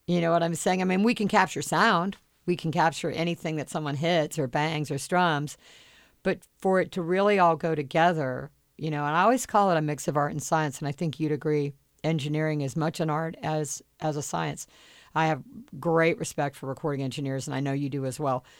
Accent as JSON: {"language": "English", "town": "Charleston", "region": "South Carolina", "country": "United States", "tie": "born or raised there", "moved": "yes", "lives_now": "Los Angeles, United States", "said": "I didn't like it growing up in Charleston, South Carolina"}